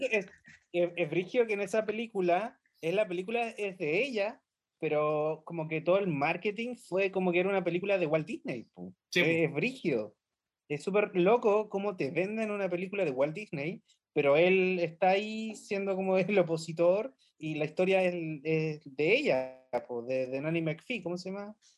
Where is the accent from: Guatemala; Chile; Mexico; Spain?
Chile; nosotros estamos en la Estación Espacial 1312, em, pero venimos de Chile